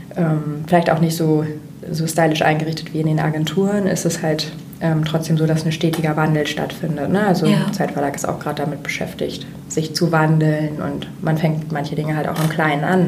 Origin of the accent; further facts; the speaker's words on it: Jever, Lower Saxony, Germany; moved away as an adult; also born or lived in Kiel / Barcelona; now in Hamburg, Germany; geboren in Kiel an der Ostsee, ähm, aufgewachsen in Friesland bei Jever da wo das Bier herkommt.